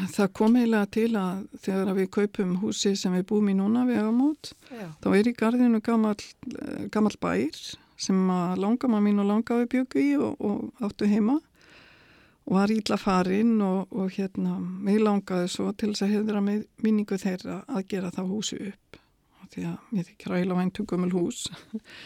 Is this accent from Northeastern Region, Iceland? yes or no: yes; Dalvík, Northeastern Region, Iceland; það var dásamlegt að alast upp á Dalvík